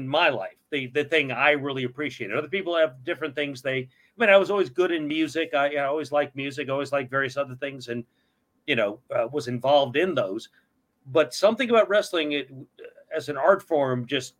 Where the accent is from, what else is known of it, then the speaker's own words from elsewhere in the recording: Miami, Florida, United States; also born or lived in Vermont; I was born in Vermont and I lived in the Northeast until third grade, but I grew up in Miami